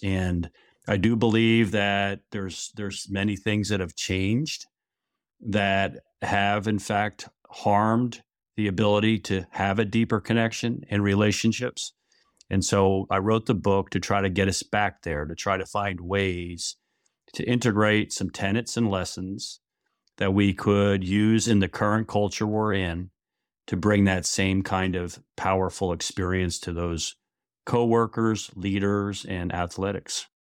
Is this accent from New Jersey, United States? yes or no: yes; New York area, New Jersey, United States; moved away as an adult; now in Niles, Michigan, United States; I grew up in New Jersey, New York area, and lived there the first twenty-one years of my life